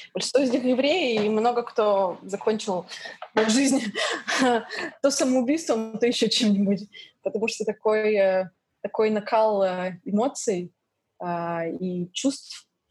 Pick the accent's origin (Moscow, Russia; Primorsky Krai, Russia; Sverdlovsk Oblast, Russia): Sverdlovsk Oblast, Russia; Yekaterinburg; moved away as an adult; also born or lived in London, United Kingdom; now in New York, United States; Я родилась на Урале, в городе Екатеринбург. Там выросла, жила до 17 лет.